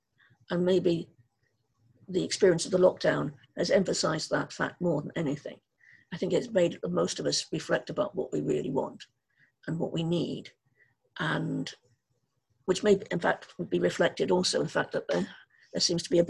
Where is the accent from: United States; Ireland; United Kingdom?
Ireland; I think something we have in common as Irish people is a very strong sense of place.